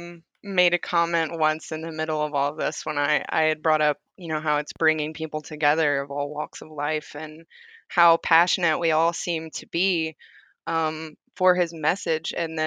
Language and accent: English; Southern United States, United States; all I had known from it growing up in the South is it starts fights.